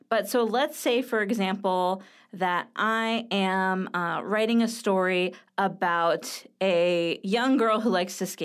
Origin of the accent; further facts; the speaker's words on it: California, United States; You know, like I'm from Southern California, which is one of the uh, quintessential places where skateboarding happens.